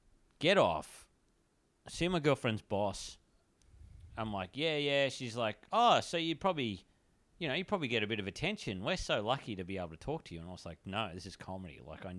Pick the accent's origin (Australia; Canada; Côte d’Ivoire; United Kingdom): Australia; Ipswich, Queensland; Yeah, I'm from Ipswich.